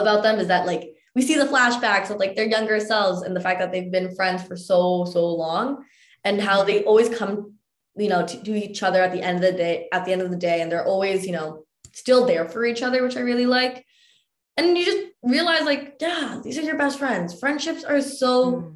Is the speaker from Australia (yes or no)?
no; Mississauga, Ontario, Canada; born or raised there